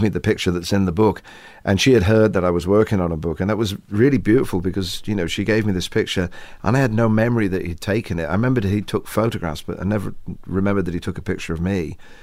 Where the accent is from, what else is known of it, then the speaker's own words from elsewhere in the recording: England, United Kingdom; Maybe we're English